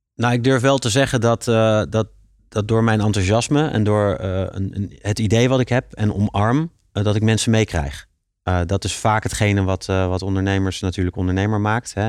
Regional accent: Leiden, South Holland, Netherlands; Ik ben een Leidse jongen en ik vind het heel fijn om in Leiden, eh, eh, mijn bedrijf op te zetten

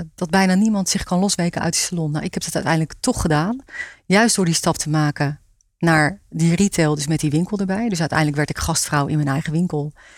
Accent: Rijpwetering, South Holland, Netherlands; moved away; Ik kom uit Rijpetering

